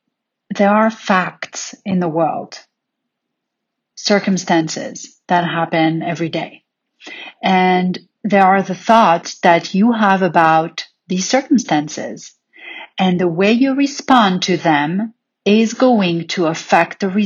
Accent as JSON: {"language": "English", "town": "Paris", "region": "Île-de-France", "country": "France", "tie": "born or raised there", "said": "growing up in Paris"}